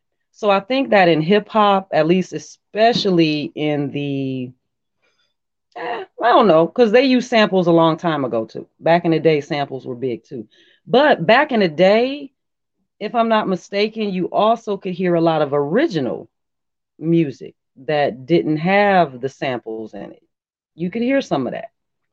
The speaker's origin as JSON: {"language": "English", "town": "Detroit", "region": "Michigan", "country": "United States", "said": "You know, I'm kind of gutter. I'm kind of from Detroit, you know."}